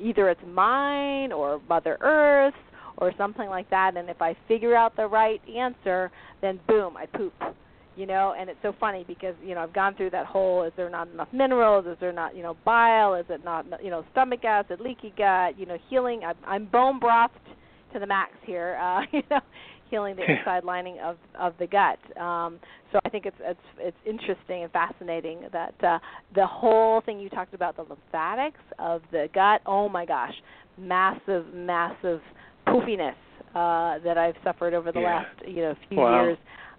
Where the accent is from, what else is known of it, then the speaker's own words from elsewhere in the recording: Tupper Lake, New York, United States; I'm a lot from Tupper Lake.